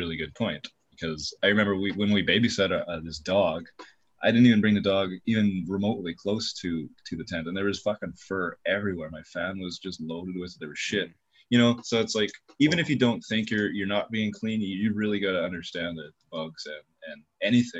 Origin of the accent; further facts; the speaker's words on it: Canada; as a Canadian